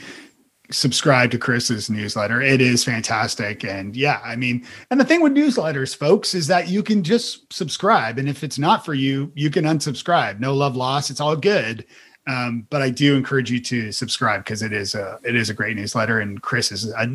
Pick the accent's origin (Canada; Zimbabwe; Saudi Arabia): Canada; now in United States; I'm still Canadian